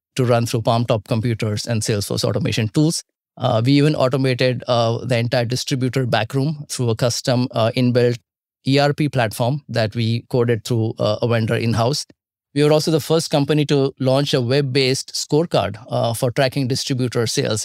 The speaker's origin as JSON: {"language": "English", "country": "India", "tie": "born or raised there", "said": "growing up in India"}